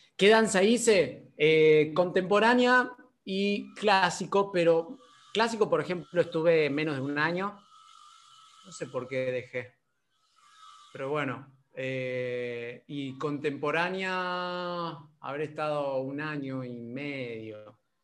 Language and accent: Spanish; San Luis, Argentina; moved away; yo soy de San Luis, de San Luis Capital, eh, allá no estudié nada de teatro, salvo eh, títeres, porque bueno, mi mamá es títera. entonces bueno, desde ahí, de los 10, 11 años ya hacía títeres